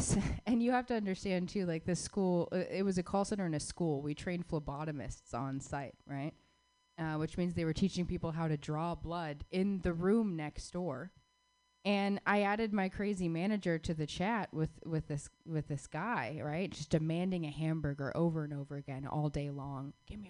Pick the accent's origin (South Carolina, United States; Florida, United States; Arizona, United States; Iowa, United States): Arizona, United States; Phoenix; I actually grew up in Phoenix, Arizona.